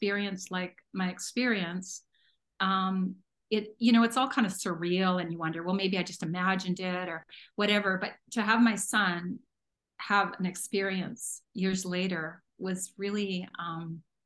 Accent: Northern Ontario, Canada; now in Alberta, Canada; we lived way in the middle of the bush in Northern Ontario, and so my dad would only go get a bit of fresh stuff once in a while

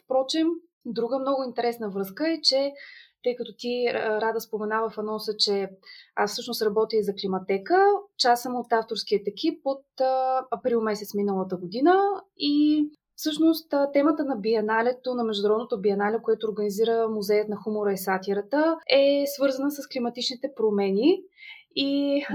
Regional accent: Gabrovo, Gabrovo Province, Bulgaria; also born or lived in Sofia; Аз съм родена в Габрово, тук съм завършила и средното си образование

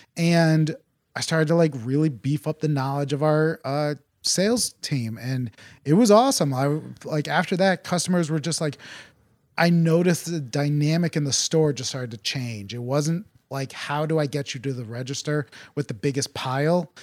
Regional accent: Farmington, Connecticut, United States; also born or lived in Tegucigalpa, Honduras; So I am a Connecticut native. I grew up in Farmington

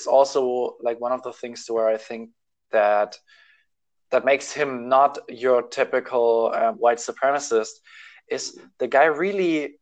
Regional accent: Germany; I'm from Germany

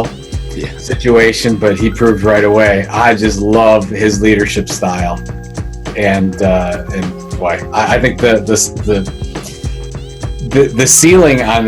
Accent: Sandusky, Ohio, United States; now in Cleveland, United States; I grew up in Sandusky, Ohio, which is just an hour west of Cleveland

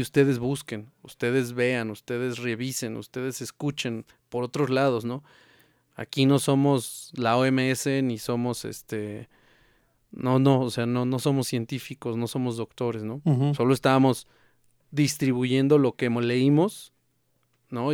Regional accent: Mexico; como mexicanos, pues nunca nos hemos dejado vencer

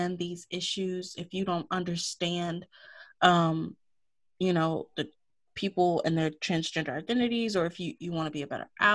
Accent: the South, United States; moved away; I'm from the South. I speak to neighbors. And this is kind of still the South. It's like fake South

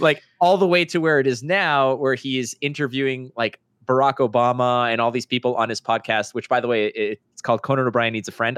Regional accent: Montreal, Quebec, Canada; where I grew up in Montreal

